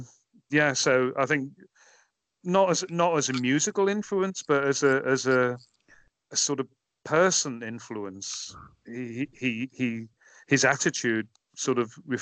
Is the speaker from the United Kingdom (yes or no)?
yes; Merseyside, North West England, United Kingdom; moved away; growing up in Merseyside